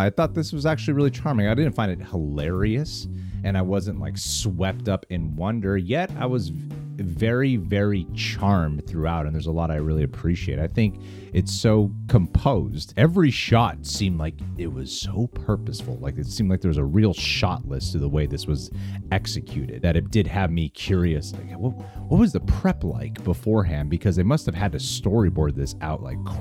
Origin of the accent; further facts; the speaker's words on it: California, United States; Growing up Filipino in California